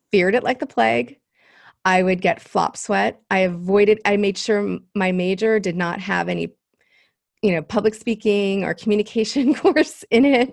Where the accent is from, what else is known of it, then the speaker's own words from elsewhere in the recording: Los Angeles, California, United States; I am from Los Angeles, um, third generation, actually. I'm this rare bird here 'cause, like, nobody's from L